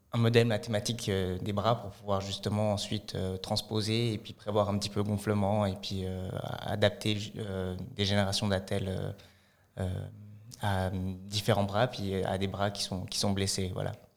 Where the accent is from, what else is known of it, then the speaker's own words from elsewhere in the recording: Fribourg, Switzerland; also born or lived in Lausanne; j'ai grandi à Fribourg, j'ai fait une grande partie de ma scolarité à Fribourg.